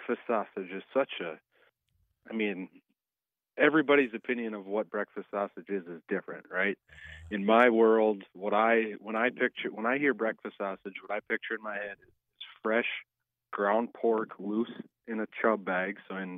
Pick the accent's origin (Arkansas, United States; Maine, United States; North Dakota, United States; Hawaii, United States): North Dakota, United States; South Central; I'm in Western North Dakota. I grew up in South Central North Dakota.